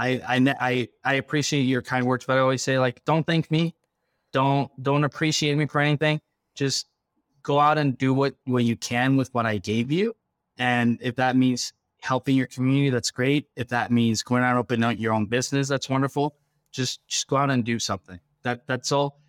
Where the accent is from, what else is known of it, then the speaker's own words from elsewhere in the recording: Quito, Pichincha, Ecuador; now in United States; I come from Ecuador. I was born in the capital